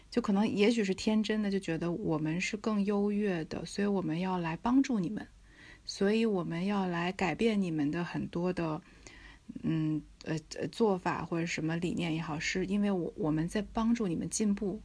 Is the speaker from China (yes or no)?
yes; China; 看展这个对于中国，我们中国人来讲，其实是一个蛮陌生的，或者不是一个习惯吧